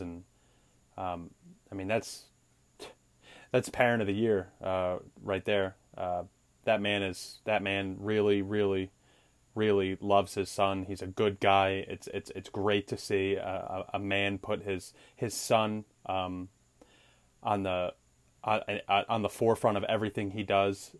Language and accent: English; United States; I'm an American